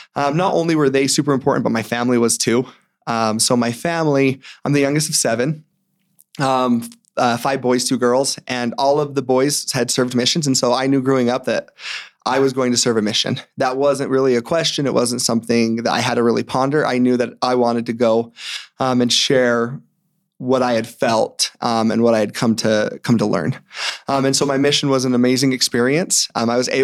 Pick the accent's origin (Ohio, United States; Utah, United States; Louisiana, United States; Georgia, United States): Utah, United States; Morgan; I'm from Morgan. And so growing up, I grew up in a small town, moved there when I was about five.